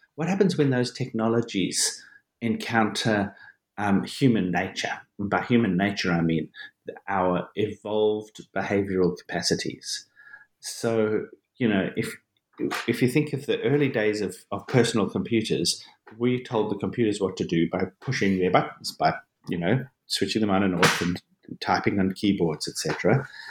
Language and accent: English; Johannesburg, Gauteng, South Africa; I was born and I grew up in South Africa, in Johannesburg, South Africa